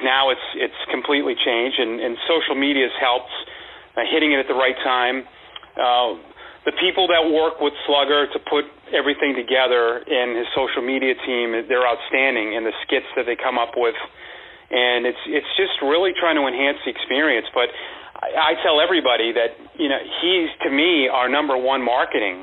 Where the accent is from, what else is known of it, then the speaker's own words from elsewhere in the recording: Massachusetts, United States; moved away as an adult; also born or lived in Woodbridge, Virginia / Kane County, Illinois; now in Portland, United States; I grew up in Massachusetts